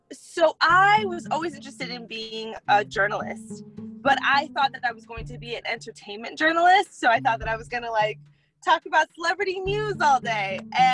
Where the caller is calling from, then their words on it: Boca Raton, Florida, United States; I am currently calling from Boca Raton, Florida, on my way to work.